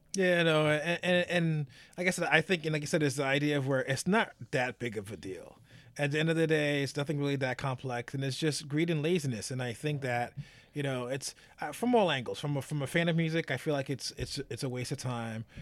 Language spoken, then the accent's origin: English; United States; as an American